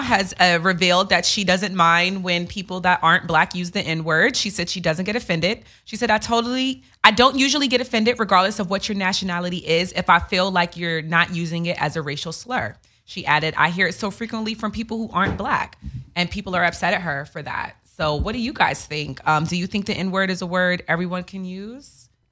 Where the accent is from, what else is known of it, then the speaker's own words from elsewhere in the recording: New York, United States; also born or lived in Queens; I grew up in New York. I went to high school and we, no white kids